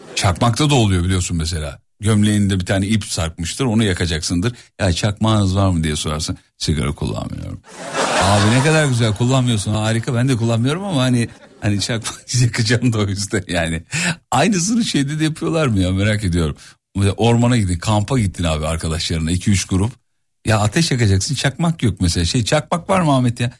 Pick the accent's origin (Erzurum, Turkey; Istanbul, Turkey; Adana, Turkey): Erzurum, Turkey; Ben de bir doğulu olarak mesela Erzurumluyum ben